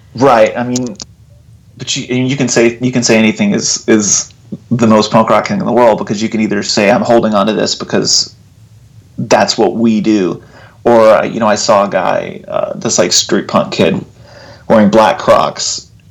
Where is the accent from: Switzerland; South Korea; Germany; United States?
United States; Abilene, Texas; also born or lived in Lubbock, Texas / Austin, Texas; I grew up in Texas. I grew up in Abilene, Texas, okay. and uh, Lubbock, Texas.